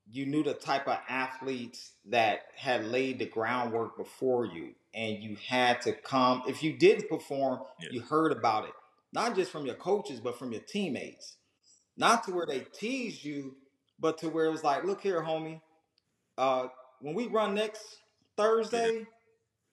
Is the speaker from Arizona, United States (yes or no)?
no; Southern California, United States; moved away as an adult; now in Georgia, United States; I was a dude from Southern California that moved to Georgia